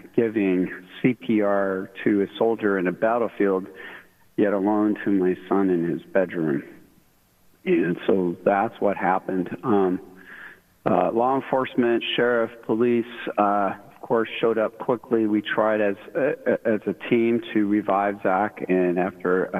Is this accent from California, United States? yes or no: yes; Sacramento, California, United States; moved away as an adult; We're all originally from the Sacramento area, and I am a retired military dude